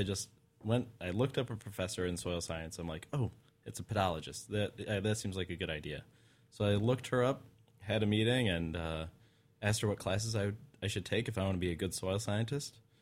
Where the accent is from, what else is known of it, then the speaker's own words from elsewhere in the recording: Utah, United States; I grew up in Utah.